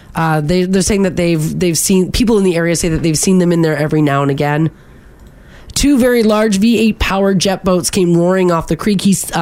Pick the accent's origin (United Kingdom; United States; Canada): Canada; Ontario; now in Alberta, Canada; I was born in Ontario